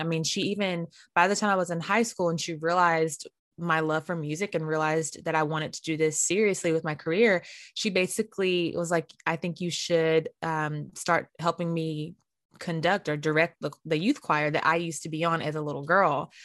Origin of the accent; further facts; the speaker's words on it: Winston-Salem, North Carolina, United States; I'm from Winston-Salem, North Carolina, hmm. and I grew up going to Mount Zion Baptist Church